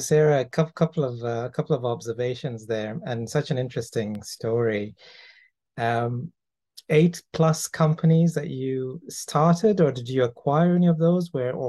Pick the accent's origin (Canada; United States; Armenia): Canada; Toronto, Ontario; I'm from Canada, mm-hmm. I'm from Toronto